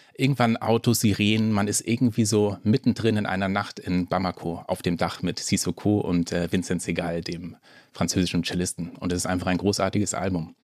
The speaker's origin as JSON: {"language": "German", "region": "Schleswig-Holstein", "country": "Germany", "tie": "born or raised there", "said": "als Norddeutscher, also ich bin in Schleswig-Holstein aufgewachsen"}